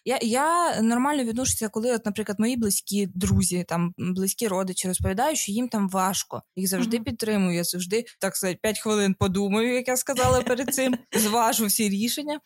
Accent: Ukraine; студент, який приїхав з України

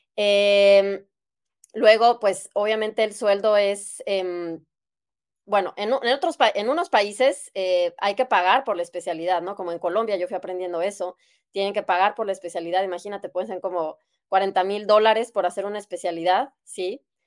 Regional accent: Guadalajara, Jalisco, Mexico; moved away as an adult; now in Germany; yo soy de México, de Guadalajara, y ahí estudié medicina

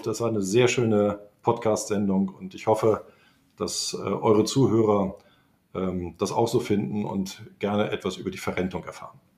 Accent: Lüneburg, Lower Saxony, Germany; now in Frankfurt, Germany; Tja, ich bin äh, gebürtiger Lüneburger, also bin ich ja eigentlich äh, Niedersachse und damit eigentlich auch Preuße.

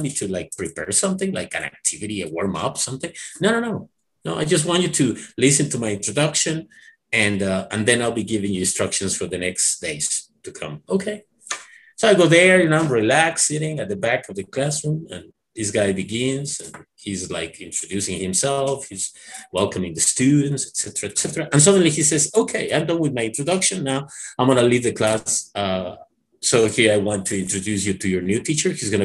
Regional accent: Mexico; English is a second language; I learned English when I was a teenager, and I remember at that time, I was after finishing this like teacher certificate, when I first studied at this Mexican North American Institute, I was also studying engineering at UNAM

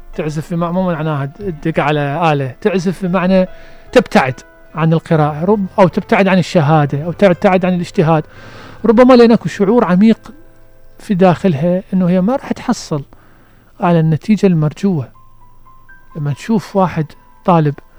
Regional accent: Basra Governorate, Iraq; احنا بالبصرة

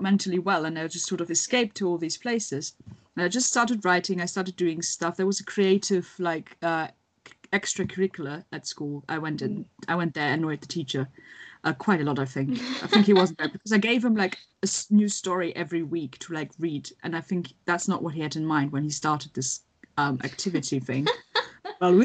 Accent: Germany; moved away; where I grew up in Germany

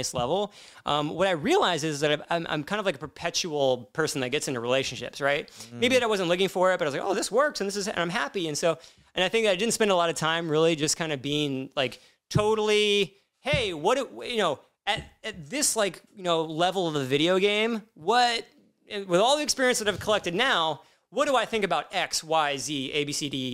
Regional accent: Midwest, United States; growing up in the Midwest

